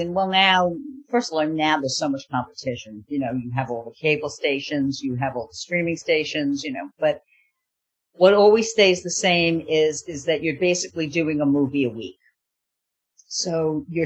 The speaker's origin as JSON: {"language": "English", "region": "New York", "country": "United States", "tie": "born or raised there", "moved": "yes", "said": "I'm a New Yorker. We used to go to plays."}